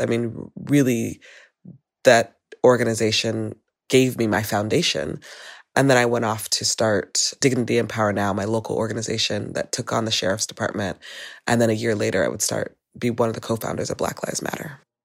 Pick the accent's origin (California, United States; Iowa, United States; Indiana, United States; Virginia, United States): California, United States; Los Angeles; I grew up in Van Nuys, uh, which is a suburb outside of the inner city of Los Angeles